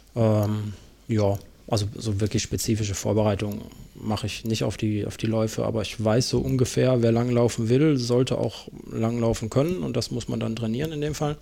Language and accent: German; Karlsruhe, Baden-Württemberg, Germany; moved away; ich in der Gegend aufgewachsen bin. Ich bin da geboren in Karlsruhe